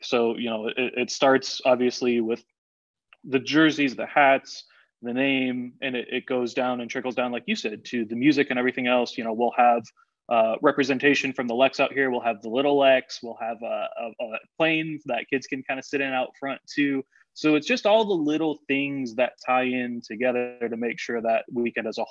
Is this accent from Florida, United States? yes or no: yes; South Florida, United States; also born or lived in Illinois / Tennessee; now in Corpus Christi, United States; growing up in South Florida, you know, being in Illinois a little bit, and then out in Tennessee